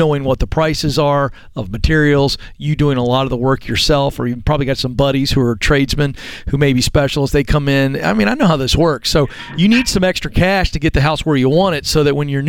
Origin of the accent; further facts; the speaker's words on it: Virginia, United States; also born or lived in Richmond, Virginia; I'm from Virginia, and I lived in Richmond for a year